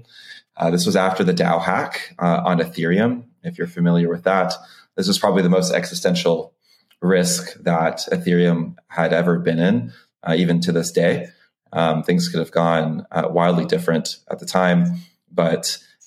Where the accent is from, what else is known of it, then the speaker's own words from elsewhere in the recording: Tampa, Florida, United States; also born or lived in Dominican Republic; I'm from the Dominican Republic and moved to Tampa, Florida when I was 2 years old.